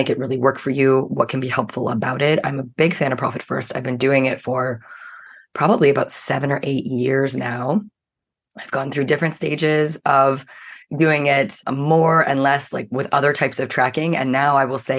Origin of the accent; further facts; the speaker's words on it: Canada; I'm a Canadian